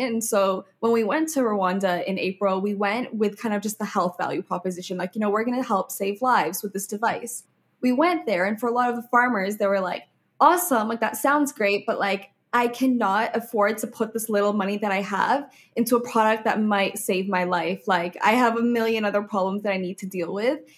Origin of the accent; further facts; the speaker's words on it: Oman; now in Canada; I grew up in Oman, in the Middle East